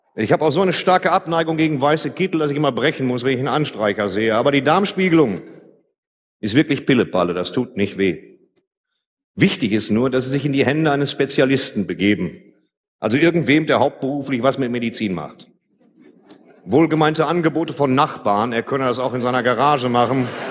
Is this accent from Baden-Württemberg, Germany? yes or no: no; Ruhr area, North Rhine-Westphalia, Germany; Bei uns im Ruhrgebiet